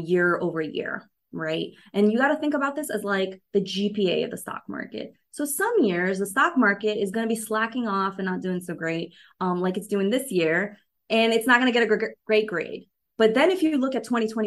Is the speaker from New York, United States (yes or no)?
yes; New York, United States; I'm a city girl. I grew up in New York, you know, I lived in New York City for 15 years